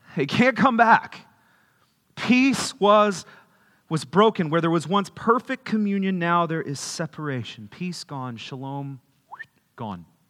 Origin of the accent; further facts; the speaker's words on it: Kerrville, Texas, United States; I was born in Kerrville